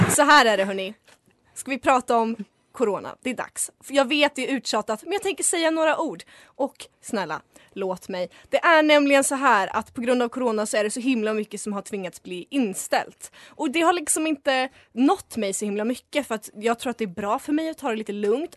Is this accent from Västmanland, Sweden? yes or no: yes; Västerås, Västmanland, Sweden; also born or lived in Falun / Stockholm; jag var från Västerås